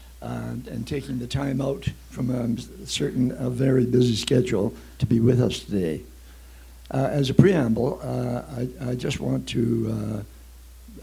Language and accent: English; Lethbridge, Alberta, Canada; I was born and raised here in Lethbridge